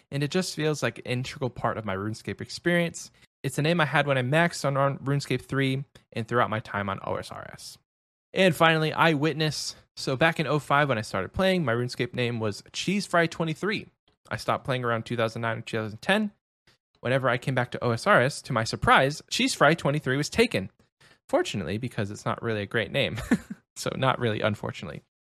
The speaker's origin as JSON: {"language": "English", "town": "Milwaukee", "region": "Wisconsin", "country": "United States", "said": "I used to play basketball on a team called the Ballers, and I'm from uh, and I'm from Milwaukee."}